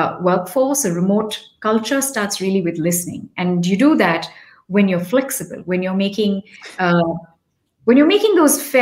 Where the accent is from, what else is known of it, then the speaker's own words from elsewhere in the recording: India; also born or lived in Delhi, India; as an Indian